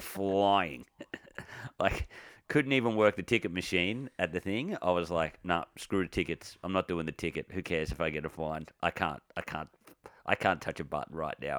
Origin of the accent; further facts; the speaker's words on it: Victoria, Australia; I'm from Victoria